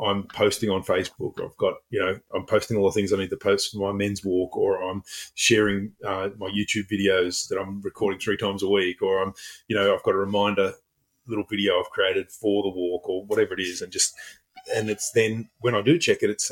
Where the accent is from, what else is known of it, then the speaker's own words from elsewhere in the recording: Sydney, New South Wales, Australia; I grew up in Epping in northwestern Sydney.